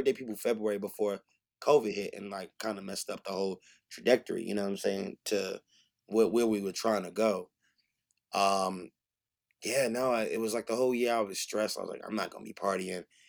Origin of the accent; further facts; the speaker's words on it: New York City, New York, United States; I'm from Frockaway, Queens, I'm from the hood